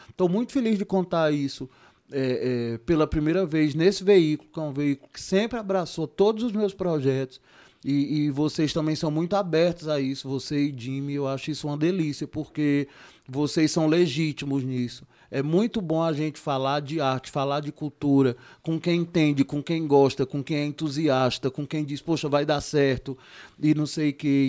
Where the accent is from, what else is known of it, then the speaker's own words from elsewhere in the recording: Juazeiro do Norte, Ceará, Brazil; eu sou de Juazeiro, né? Eu sou, eu sou caririense de Juazeiro do Norte